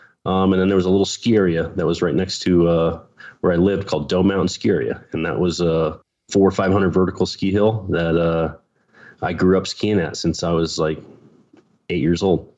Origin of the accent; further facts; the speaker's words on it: Pennsylvania, United States; moved away; I grew up in Pennsylvania on a farm